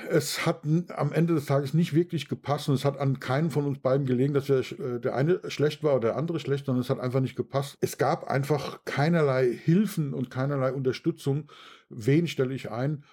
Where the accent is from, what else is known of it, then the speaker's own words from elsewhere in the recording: Bad Kreuznach, Rhineland-Palatinate, Germany; bei uns in Bad Kreuznach